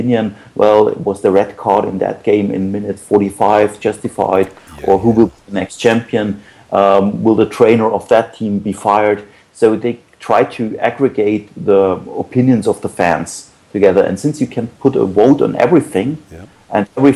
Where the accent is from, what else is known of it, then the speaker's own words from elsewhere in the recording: Munich, Bavaria, Germany; I'm from Munich in Germany.